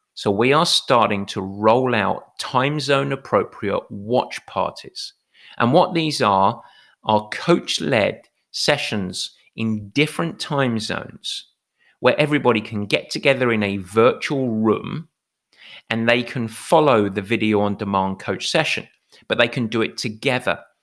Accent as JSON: {"language": "English", "region": "England", "country": "United Kingdom", "said": "I'm English."}